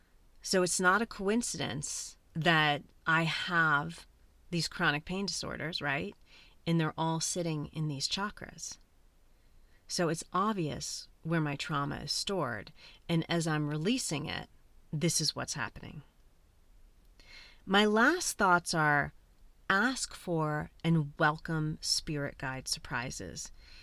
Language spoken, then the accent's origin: English; Colombia; I'm adopted. I'm originally from Colombia and my birth mother is indigenous Colombian.